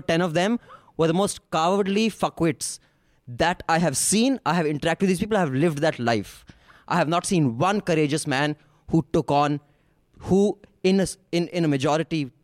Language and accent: English; Bihar, India; I'm from Bihar. I know the mindset of a Bihari on the ground.